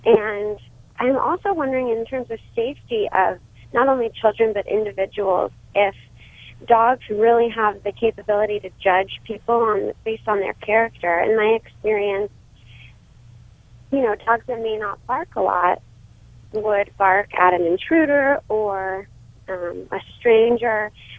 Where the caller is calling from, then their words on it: Los Angeles, California, United States; I'm calling from Mar Vista.